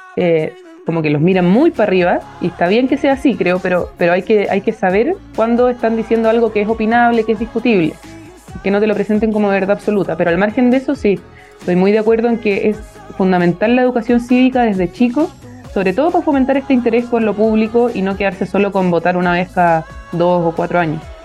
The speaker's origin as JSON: {"language": "Spanish", "town": "Viña del Mar", "region": "Valparaíso", "country": "Chile", "tie": "born or raised there", "moved": "as an adult", "lives_now": "Santiago, Chile", "said": "soy de Viña del Mar, partir por ahí, estudié en un, colegio"}